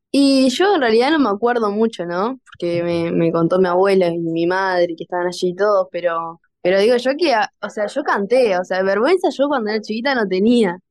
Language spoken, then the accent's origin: Spanish; Florida, Uruguay; yo soy de Florida